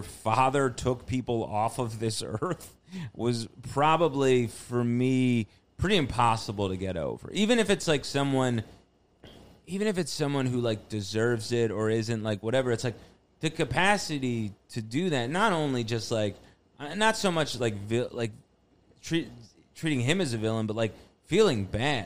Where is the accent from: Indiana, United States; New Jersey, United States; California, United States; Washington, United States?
New Jersey, United States; now in Queens, United States; grew up in North Jersey